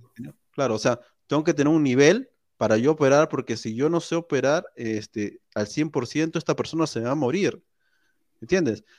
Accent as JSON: {"language": "Spanish", "country": "Peru", "said": "somos peruanos"}